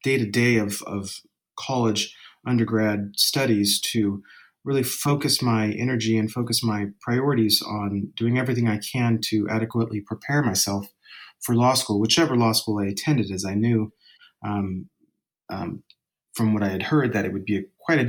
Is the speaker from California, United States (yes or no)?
yes; Hayward, California, United States; I'm from originally here in Hayward.